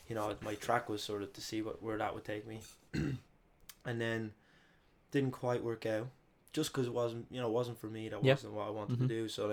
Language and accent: English; Dublin, Leinster, Ireland; also born or lived in Madrid, Spain; So I was born in Madrid and I stayed there for like a year as a little baby. And then eventually came back to Dublin.